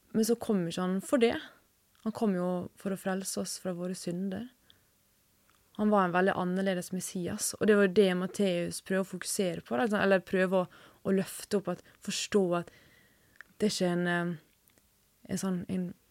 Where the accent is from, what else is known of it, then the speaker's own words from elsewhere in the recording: Sykkylven, Møre og Romsdal, Norway; moved away as an adult; now in Oslo, Norway; Jeg kommer fra Sunnmøre, nærmere bestemt Sykkylven.